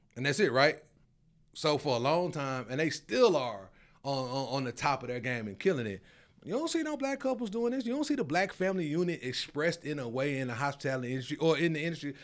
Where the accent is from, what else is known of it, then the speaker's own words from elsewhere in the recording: Memphis, Tennessee, United States; moved away as an adult; also born or lived in Arizona; now in Charlotte, United States; I'm from Memphis